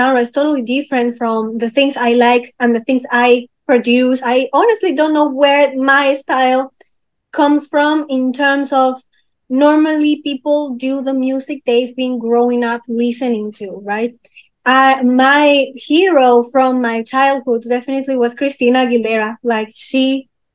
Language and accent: English; Peru; English is a second language; So I was born in Peru. I am half French, half Peruvian, actually. And in Peru, one good thing that we have in a school